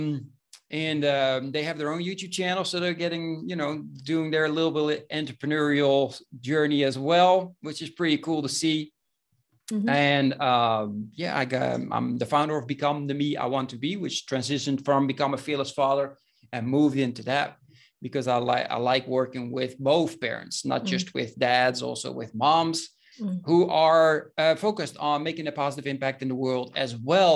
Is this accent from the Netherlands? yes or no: yes; Breda, North Brabant, Netherlands; moved away as an adult; now in Spain; I was born in Breda, which is a medium-sized city in the Netherlands, in the south, close to the Belgian border.